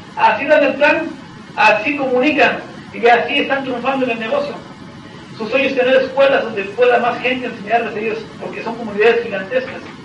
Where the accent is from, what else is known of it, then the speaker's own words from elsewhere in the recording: Tehuacán, Puebla, Mexico; Y soy mexicano y vivo en México. Vivo en la ciudad de Tehuacán, México y en la ciudad de Puebla